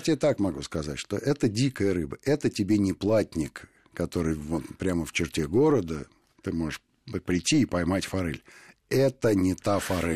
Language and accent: Russian; Moscow, Russia; мы, москвичи